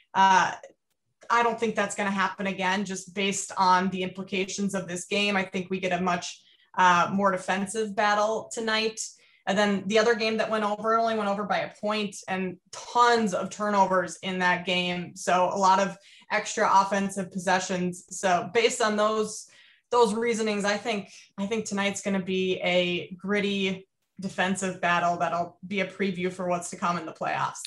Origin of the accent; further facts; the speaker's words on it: Minnesota, United States; also born or lived in Iowa; I grew up in Minnesota